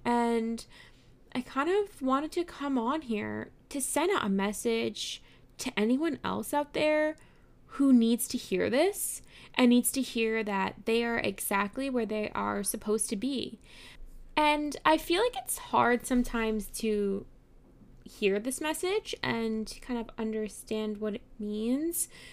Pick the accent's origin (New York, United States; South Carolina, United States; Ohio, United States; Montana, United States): New York, United States; New York City; I grew up in New York City